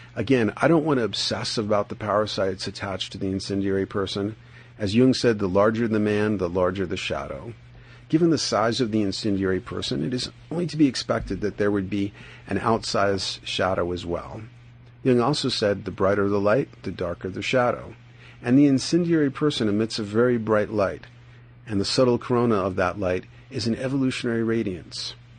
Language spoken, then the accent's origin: English; New York City, New York, United States; moved away as an adult; now in Boulder, United States; I'm from the Bronx